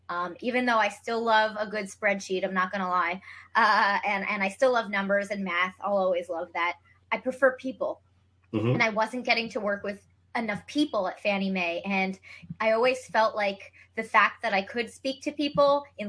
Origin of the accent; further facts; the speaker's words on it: Cherry Hill, New Jersey, United States; moved away as an adult; also born or lived in Ithaca, New York / Washington, D.C.; So I am from New Jersey originally, South Jersey, Cherry Hill.